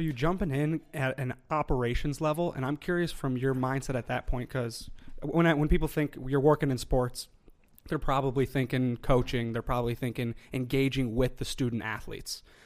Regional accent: Chicago, Illinois, United States; now in Minnesota, United States; I'm from Chicago

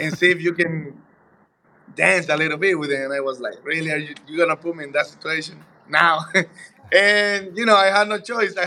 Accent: Dominican Republic; moved away; I'm Dominican, man. You know, I'm from the Caribbean, Dominican Republic. So we kind of dance. We grew up, like, dancing everywhere.

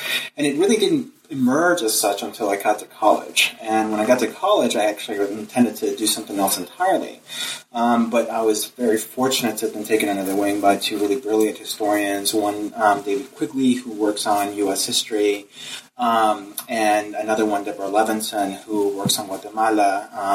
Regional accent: Venezuela; moved away; I am from Venezuela originally

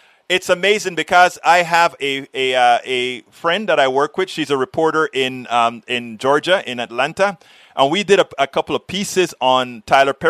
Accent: Panama; now in Austin, United States; I was born in Panama.

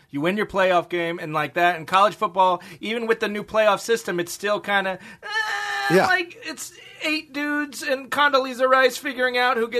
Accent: the SEC, Southeast, United States; I grew up in the SEC

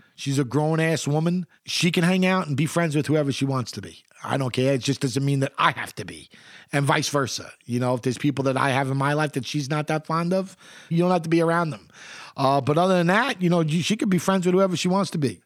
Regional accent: New York City, New York, United States; moved away; I grew up in Queens during the eighties and the early

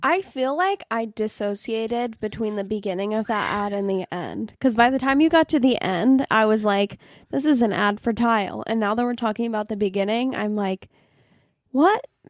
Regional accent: Boston, Massachusetts, United States; I'm from Boston

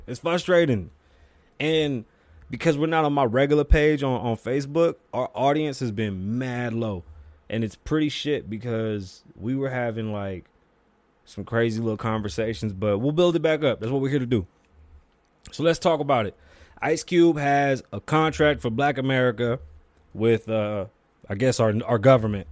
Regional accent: Puerto Rico; I'm from Puerto Rico. I'm Puerto Rican.

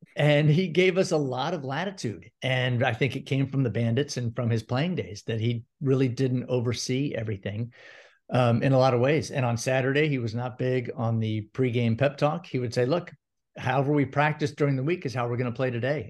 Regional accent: Gainesville, Florida, United States; also born or lived in St. Petersburg, Florida; I grew up in Gainesville, huge Gator fan

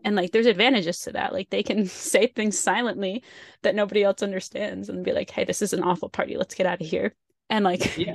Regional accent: United States; first language English; I'm American

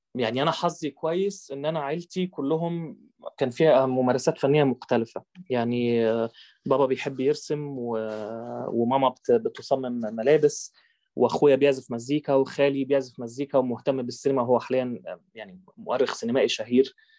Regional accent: Egypt; انا كبرت في آه، في مصر

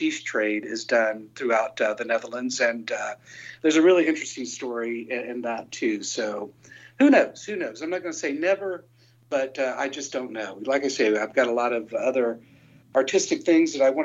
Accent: Hamilton, Ohio, United States; moved away; I really wanted to play my hometown again. And so we set up a show right there in Hamilton, Ohio, where I come from

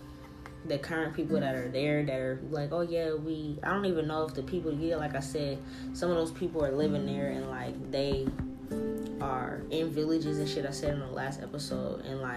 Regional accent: United States; I'm technically American, because like niggas was in America after my family came over from Italy.

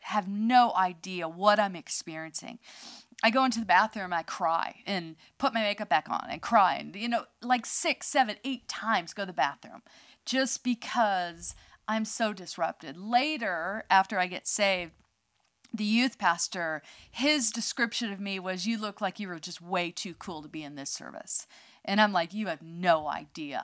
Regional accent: outside San Francisco, California, United States; I was born in California, outside of um, San Francisco

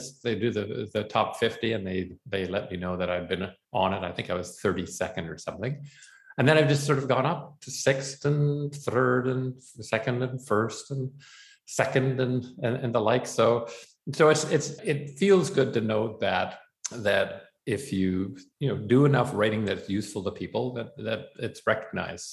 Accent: Canada; also born or lived in Boston, Massachusetts; my home country, yours as well, Canada

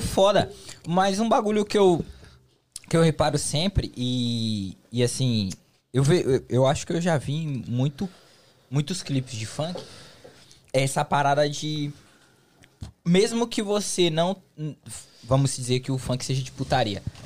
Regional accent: São Paulo, Brazil; now in United States; em São Paulo, eu sou de São Paulo

